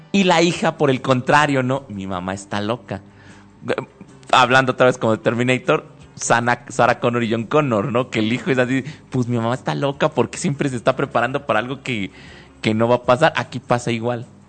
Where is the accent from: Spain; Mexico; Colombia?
Mexico